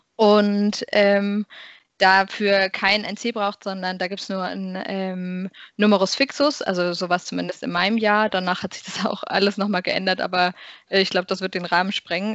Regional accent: Karlsruhe, Baden-Württemberg, Germany; moved away as an adult; also born or lived in Maastricht; ich komme ganz ursprünglich aus Karlsruhe

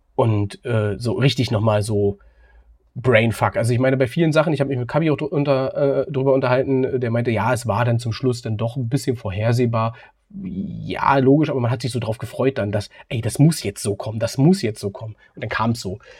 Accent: Berlin, Germany; als Berliner in Köpenick ansässig

